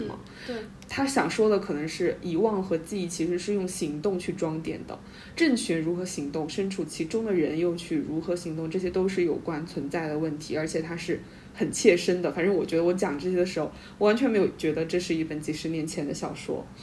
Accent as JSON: {"language": "Chinese", "country": "China", "said": "尤其是我们中国人"}